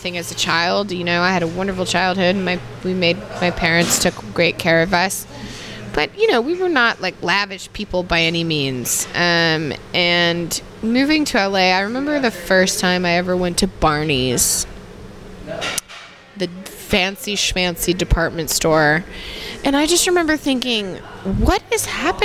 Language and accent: English; Jackson, Tennessee, United States; moved away; also born or lived in Los Angeles; I grew up in Jackson, which is 2 hours from there